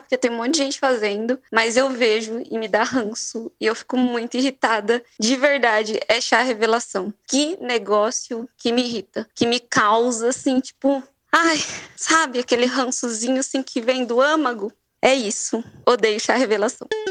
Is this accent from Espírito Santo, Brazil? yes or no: yes; Espírito Santo, Brazil; eu sou do Espírito Santo